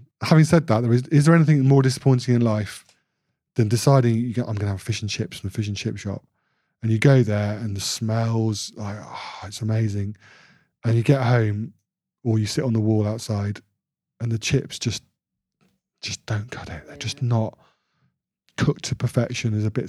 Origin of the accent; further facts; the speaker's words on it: Bradford, Yorkshire and the Humber, United Kingdom; also born or lived in Royal Leamington Spa / Solihull; I'm a Yorkshireman, born in Bradford Royal Infirmary, big at the Bingley, Deb, Amelia. And then I moved to Royal Leamington Spa, forget the Royal connection. And then a little village outside Solihull in the West Midlands.